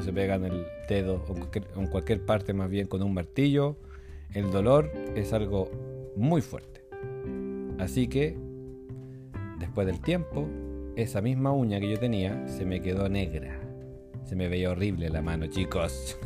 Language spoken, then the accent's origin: Spanish; Rancagua, O'Higgins, Chile; Cuando era un niño, cuando era un pequeñín, chiquitín, allá en Rancagua, porque yo nací en Rancagua